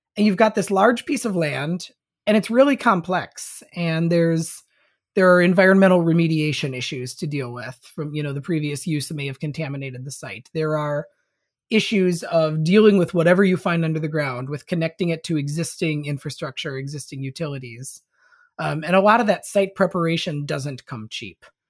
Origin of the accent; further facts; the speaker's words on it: Saint Paul, Minnesota, United States; my hometown, um, of Saint Paul, Minnesota, where I currently am